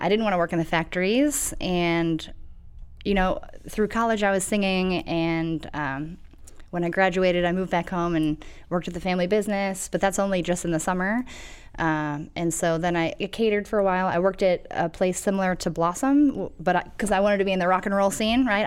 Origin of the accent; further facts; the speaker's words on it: Toronto, Ohio, United States; moved away as an adult; now in Akron, United States; I'm from Toronto, Ohio, which is very small